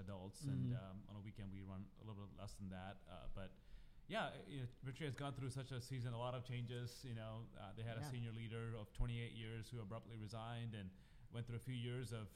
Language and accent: English; Kerala, India; moved away as an adult; also born or lived in Houston; I was born and raised in South India, Kerala